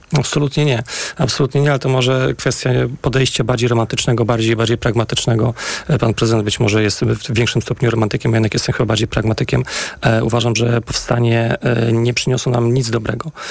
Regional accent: Warsaw, Masovian Voivodeship, Poland; Ja wychowałem się na woli w miejscach, które są absolutnie y, związane bardzo mocno z historią powstania warszawskiego.

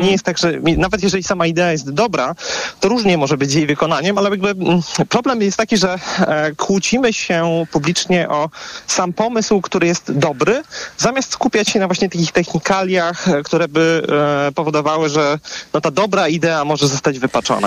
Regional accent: Warsaw, Masovian Voivodeship, Poland; ja sam zresztą jestem osobą z Warszawy

